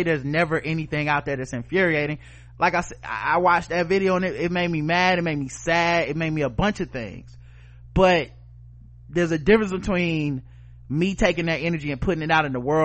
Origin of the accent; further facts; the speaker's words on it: Charlotte, North Carolina, United States; my hometown, Charlotte, North Carolina